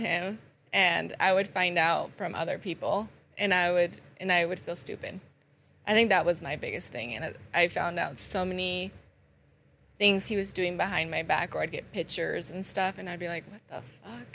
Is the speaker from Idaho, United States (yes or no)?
yes; Sugar City, Idaho, United States; also born or lived in Rexburg, Idaho; I am originally from Sugar City